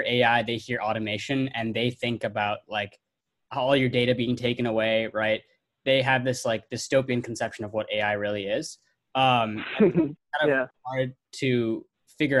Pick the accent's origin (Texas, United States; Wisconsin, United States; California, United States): Wisconsin, United States; Milwaukee; my hometown of Milwaukee